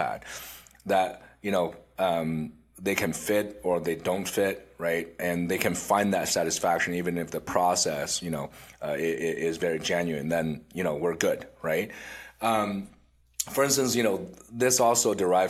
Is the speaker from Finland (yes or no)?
yes; Vaasa, Ostrobothnia, Finland; now in Canada; I grew up in Finland